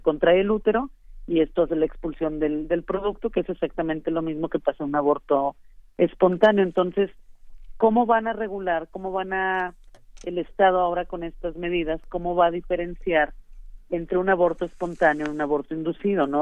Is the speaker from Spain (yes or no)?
no; Nuevo León, Mexico; aquí en Nuevo León